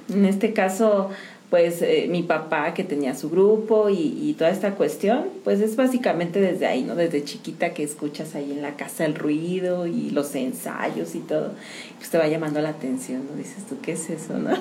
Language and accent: Spanish; San Juan del Río, Querétaro, Mexico; yo soy de aquí de San Juan del Río